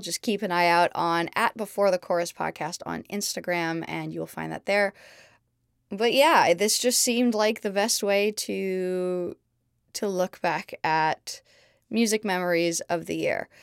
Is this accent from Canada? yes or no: yes; Montreal, Quebec, Canada; born or raised there; also born or lived in London, United Kingdom; now in Los Angeles, United States